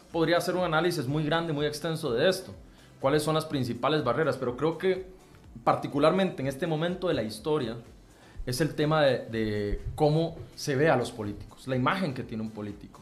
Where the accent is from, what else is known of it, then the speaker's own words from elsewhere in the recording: Santa Bárbara, Heredia, Costa Rica; soy de San Juan de Santa Bárbara Heredia